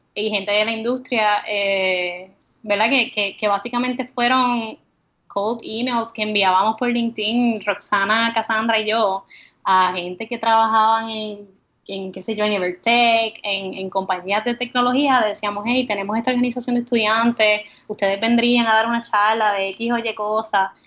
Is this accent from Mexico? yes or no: no; Comerío, Puerto Rico; also born or lived in Río Piedras; crecí en, en Comerío